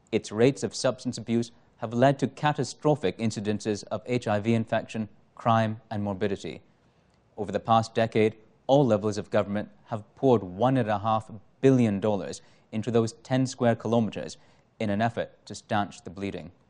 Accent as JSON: {"language": "English", "town": "Toronto", "region": "Ontario", "country": "Canada", "tie": "born or raised there", "said": "I grew up in Toronto's Parkdale neighborhood when it was most beset by drug abuse and its companion crimes."}